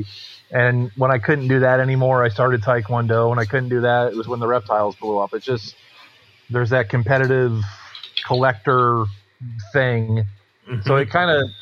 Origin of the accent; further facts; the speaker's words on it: South Florida, United States; also born or lived in Massachusetts; I grew up in Florida, so we had in South Florida